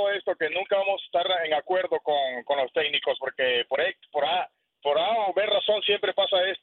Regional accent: Honduras; now in Houston, United States; como hondureño

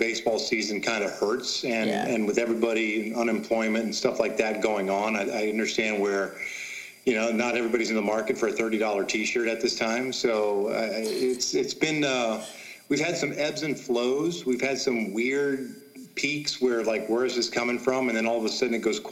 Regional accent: Kansas City, United States; moved away; I grew up in Kansas City watching him pitch

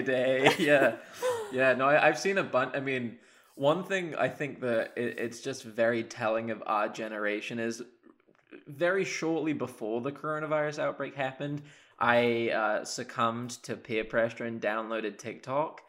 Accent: Oxford, South East England, United Kingdom; moved away as an adult; now in Ann Arbor, United States; I'm from Oxford in England originally.

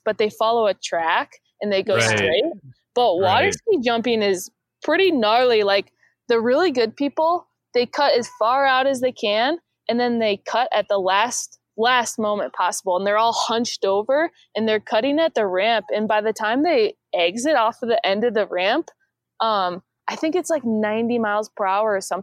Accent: Iowa, United States; moved away as an adult; I moved back to my home in Iowa, my hometown in Iowa

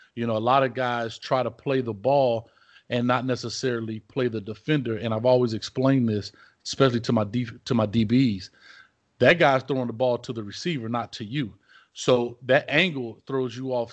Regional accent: Miami, Florida, United States; now in Orlando, United States; I'm from Miami originally

